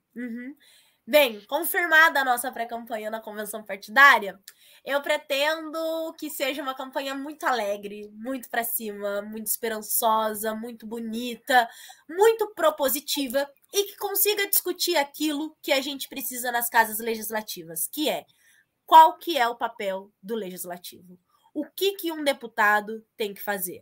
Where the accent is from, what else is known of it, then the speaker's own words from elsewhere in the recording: Assis, São Paulo, Brazil; now in Curitiba, Brazil; A minha família é do interior, né? Nós somos de Assis